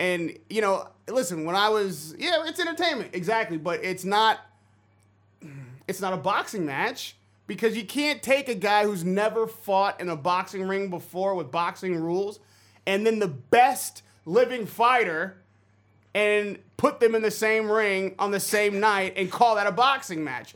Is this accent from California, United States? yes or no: yes; San Francisco Bay Area, California, United States; I'm from the Bay Area